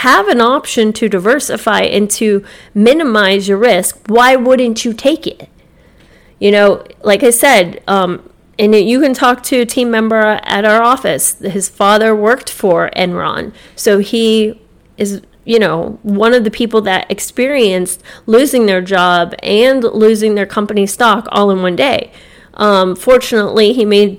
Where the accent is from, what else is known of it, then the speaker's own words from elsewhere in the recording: Jupiter, Florida, United States; Growing up in Jupiter